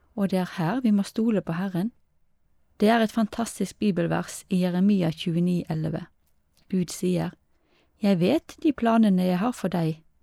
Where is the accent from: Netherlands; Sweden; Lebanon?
Lebanon; jeg er libaneser og kristen.